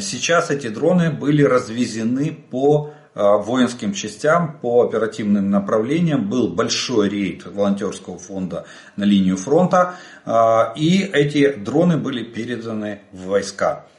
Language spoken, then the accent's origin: Russian; Ukraine; мы из Украины